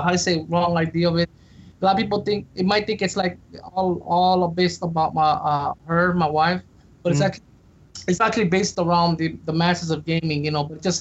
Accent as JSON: {"language": "English", "region": "California", "country": "United States", "said": "I'm from California"}